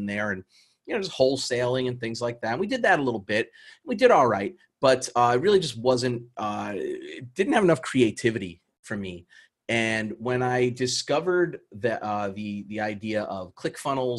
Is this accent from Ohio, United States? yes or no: no; New York City, New York, United States; moved away as an adult; I grew up in New York City in Queens